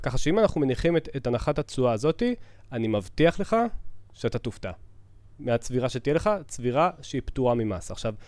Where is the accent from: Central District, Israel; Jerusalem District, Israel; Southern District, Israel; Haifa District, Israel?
Southern District, Israel; אני אישית גדלתי בפריפריה, אה, אבל אה, אני מהדרום